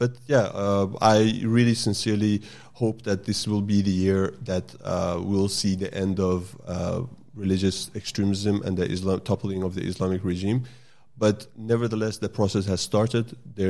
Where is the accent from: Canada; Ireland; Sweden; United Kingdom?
Sweden; also born or lived in Iran; now in Australia; I grew up in Sweden.